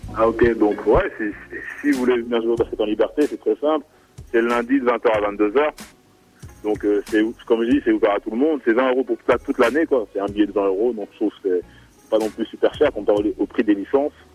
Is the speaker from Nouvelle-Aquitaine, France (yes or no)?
no; Caen, Normandy, France; also born or lived in Bordeaux; je viens de Caen, c'est Robin une ville à côté, juste à côté en fait de, de Caen